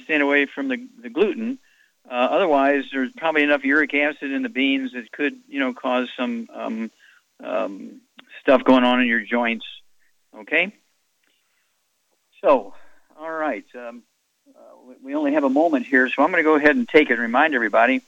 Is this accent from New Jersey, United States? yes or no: no; Missouri, United States; I grew up in Missouri, so I know about Southern fried cooking